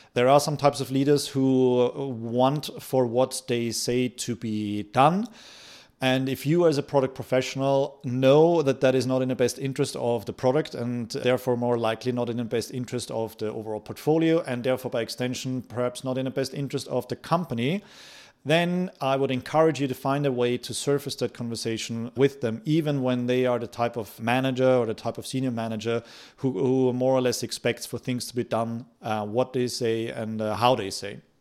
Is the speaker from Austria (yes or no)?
yes; Austria; moved away; I come from Austria